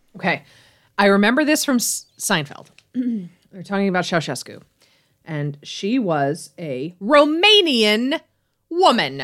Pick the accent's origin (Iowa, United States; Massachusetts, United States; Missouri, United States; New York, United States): New York, United States; Buffalo; accent: Buffalo; that was my Buffalo accent coming out